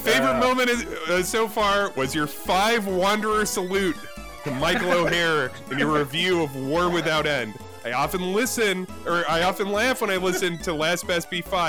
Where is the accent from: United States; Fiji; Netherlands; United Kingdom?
United Kingdom; I'm a Brit.